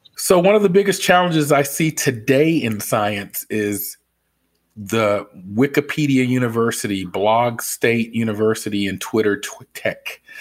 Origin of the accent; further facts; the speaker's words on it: Atlanta, Georgia, United States; I'm from the Atlanta area